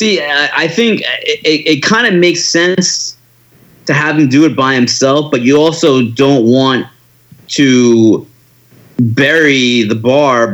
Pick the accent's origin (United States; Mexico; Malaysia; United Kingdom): United States; New York; I'm a New Yorker through and through